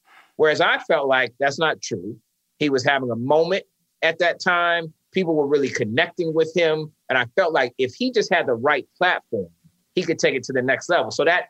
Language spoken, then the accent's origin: English; St. Petersburg, Florida, United States; because I grew up in St. Pete, Florida, and my high school was only 10% Black.